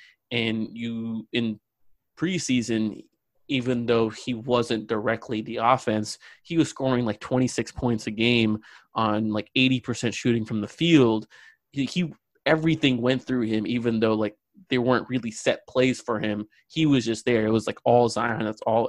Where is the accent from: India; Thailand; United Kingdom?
India; also born or lived in Australia; Well, yeah, I'm Indian. I lived in Australia for about 4 years when I was young.